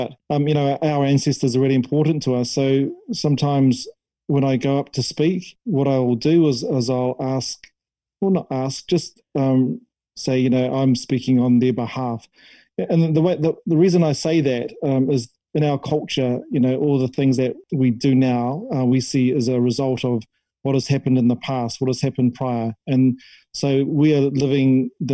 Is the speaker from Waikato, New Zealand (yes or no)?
no; Waitara, Taranaki, New Zealand; My hometown in Taranaki, Waitara.